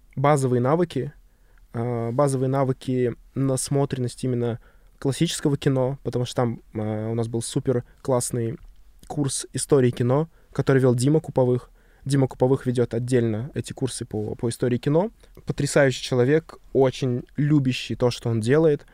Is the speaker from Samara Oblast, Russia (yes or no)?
no; Chita, Zabaykalsky Krai, Russia; moved away; я там провел свое детство.